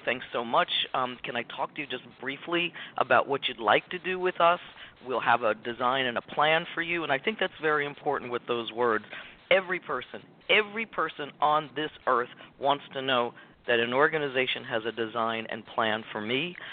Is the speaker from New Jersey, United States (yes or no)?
yes; Richfield, New Jersey, United States; I was born and raised in Richfield, New Jersey, by a single mom